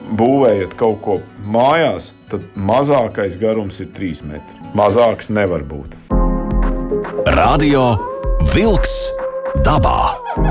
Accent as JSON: {"language": "Latvian", "region": "Kurzeme", "country": "Latvia", "said": "es dzīvoju Latvijā un pie Baltijas jūras, un es esmu kārtīgs kurzemnieks"}